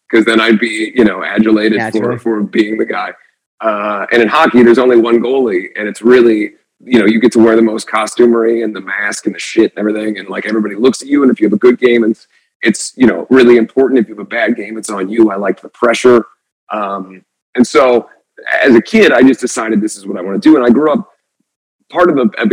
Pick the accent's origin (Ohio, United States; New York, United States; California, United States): Ohio, United States; I grew up in Ohio